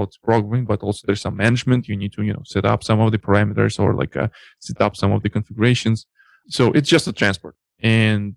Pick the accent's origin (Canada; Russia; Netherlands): Russia; accent: Russian; English is a second language; My Russian accent